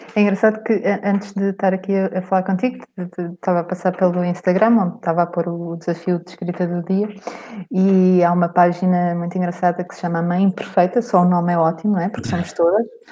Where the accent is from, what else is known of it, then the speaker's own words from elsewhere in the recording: Cascais, Lisbon, Portugal; eu nasci em Cascais